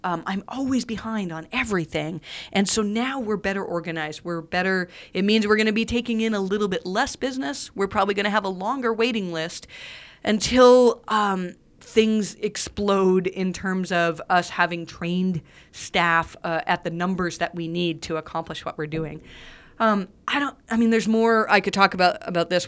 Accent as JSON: {"language": "English", "country": "Canada", "said": "I'm Canadian"}